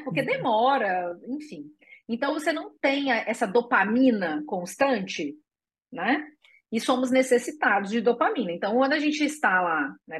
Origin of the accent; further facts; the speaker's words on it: Espírito Santo, Brazil; moved away; also born or lived in Porto Seguro / Porto Alegre; eu sou capixaba e eu morava em Porto Seguro antes, depois eu morei em Porto Alegre